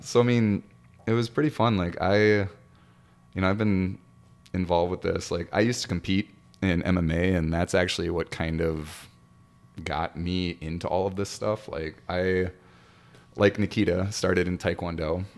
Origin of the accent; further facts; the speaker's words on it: Mankato, Minnesota, United States; also born or lived in Brookings, South Dakota; I'm born and raised in Mankato